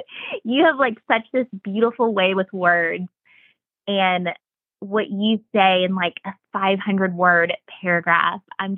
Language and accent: English; the Bible Belt, United States; I don't know if it was the time in which I was growing up or growing up in the Bible Belt or what it was